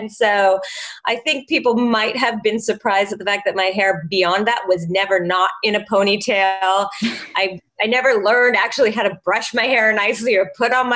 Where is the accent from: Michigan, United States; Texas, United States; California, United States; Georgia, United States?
California, United States; Los Angeles; moved away; also born or lived in New York; I'm from Los Angeles.